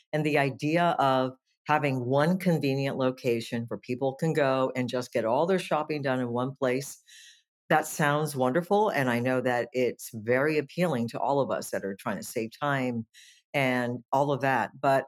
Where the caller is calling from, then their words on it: Nicasio, California, United States; I am from the little town of Nicasio, which is in West Marin in California, about 45 minutes north of San Francisco.